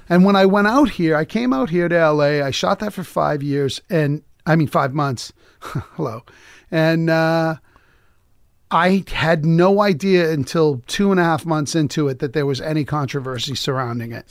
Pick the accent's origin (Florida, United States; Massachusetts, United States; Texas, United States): Massachusetts, United States; Lowell; We moved on up, you know, we were in, I, I was in Lowell.